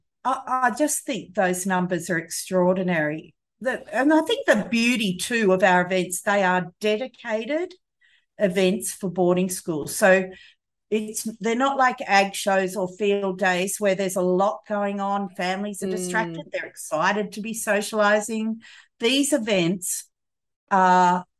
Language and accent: English; Sydney, New South Wales, Australia; moved away as an adult; now in Trangie, Australia; I was originally from Sydney.